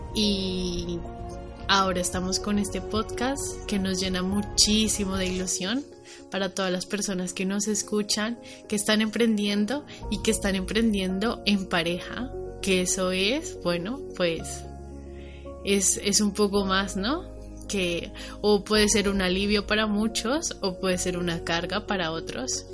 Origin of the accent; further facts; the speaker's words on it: Bogotá, Colombia; moved away as an adult; also born or lived in Valencia, Spain; now in Spain; soy colombiana, nací en Bogotá, estudié mi carrera universitaria en Colombia, en Bogotá